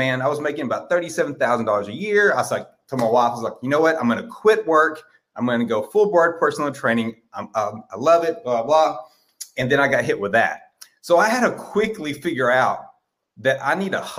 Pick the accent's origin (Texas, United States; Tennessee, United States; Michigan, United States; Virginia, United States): Texas, United States; I am from Texas